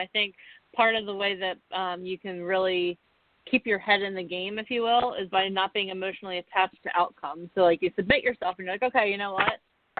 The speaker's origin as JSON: {"language": "English", "region": "Florida", "country": "United States", "said": "Like, I'm from Florida. I'm not cut out for this cold life."}